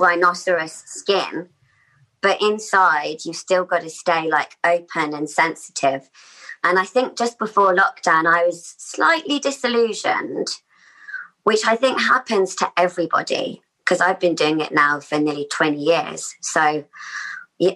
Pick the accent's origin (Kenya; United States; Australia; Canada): Australia; the age of about 8 or 9 growing up in Australia. And like a sense of like we just moved there